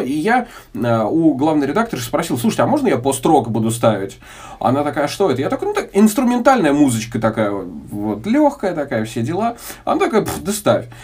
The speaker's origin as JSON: {"language": "Russian", "town": "Tula", "region": "Tula Oblast", "country": "Russia", "tie": "born or raised there", "also_born_or_lived": "Moscow", "moved": "as an adult", "said": "перебравшийся обратно в родные края, к родным пенатам в город Тулу"}